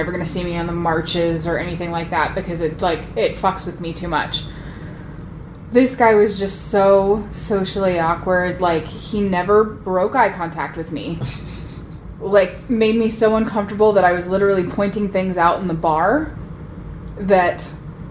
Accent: United States; I'm an American

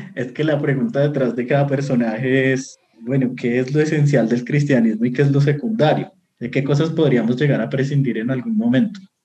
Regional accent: Bogotá, Colombia; yo soy de Bogotá, Colombia

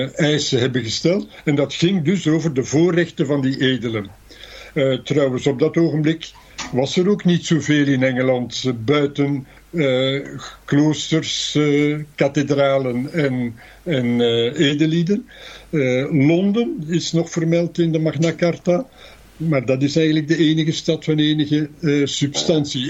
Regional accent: Antwerp, Flanders, Belgium; moved away as an adult; also born or lived in Ghent / Netherlands; Ik ben een geboren Antwerpenaar

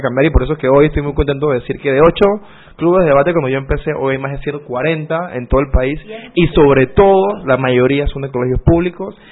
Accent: Ocú, Herrera, Panama; tuve la fortuna como panameño de haber crecido ahí

